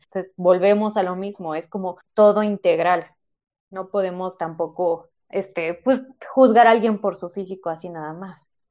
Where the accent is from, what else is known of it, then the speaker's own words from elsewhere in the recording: Mexico; en México tenemos la idea de y festejamos todo con comida y es normal, es nuestra cultura. O sea, así somos los mexicanos.